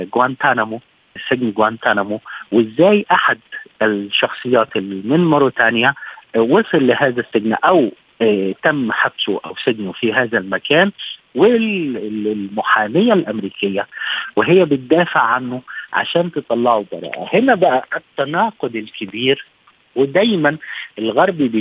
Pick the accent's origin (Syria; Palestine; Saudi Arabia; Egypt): Egypt; عندنا في مصر